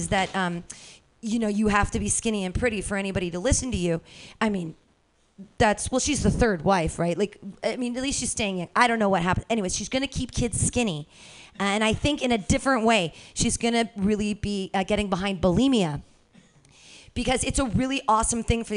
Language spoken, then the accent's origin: English; United States; I'm an American